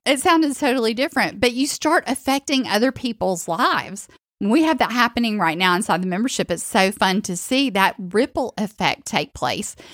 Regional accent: the South, United States; I'm from the South

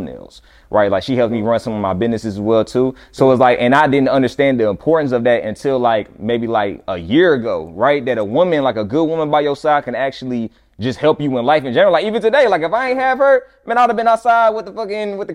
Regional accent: Fayetteville, North Carolina, United States; moved away as an adult; I went back to my hometown, Fayetteville, North Carolina, same place that … from. That's where I'm from

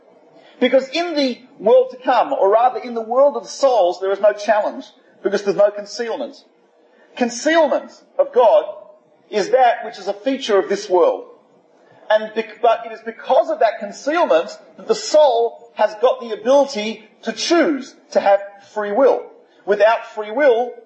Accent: Australia; I'm from Australia, so south of the Mason-Dixon line

